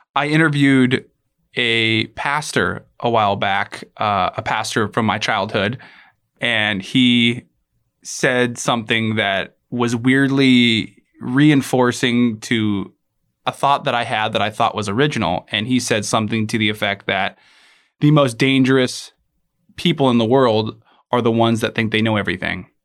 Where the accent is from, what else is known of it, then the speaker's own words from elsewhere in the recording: Alaska, United States; I was born and raised in Alaska